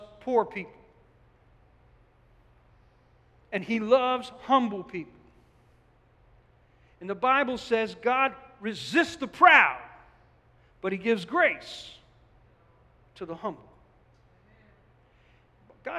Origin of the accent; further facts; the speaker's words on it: Newark, New Jersey, United States; I come from Newark